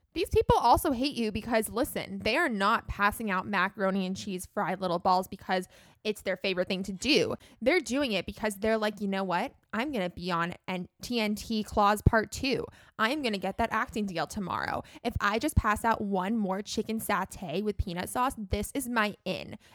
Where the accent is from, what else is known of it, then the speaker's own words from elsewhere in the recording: Los Angeles, California, United States; I grew up in Los Angeles